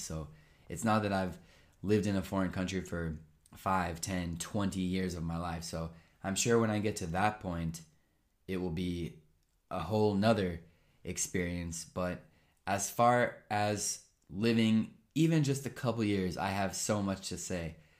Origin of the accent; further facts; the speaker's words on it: United States; moved away as an adult; also born or lived in Japan; now in Italy; My brain developed in America. My language developed in America, and even just my behavior and my personality developed in America